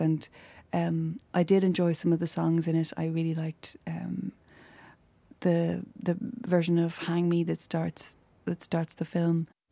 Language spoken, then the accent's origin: English; Ireland; as Irish people